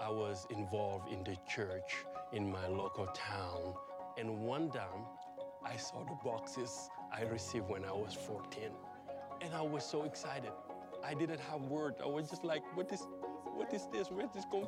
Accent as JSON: {"language": "English", "country": "Senegal", "tie": "born or raised there", "said": "I'm from Senegal. 95% of people where I grow up are not Christian"}